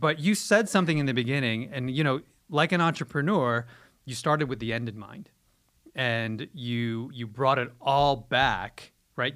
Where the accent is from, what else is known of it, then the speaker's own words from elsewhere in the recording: New York, United States; I'm originally from, I'm born and raised in New York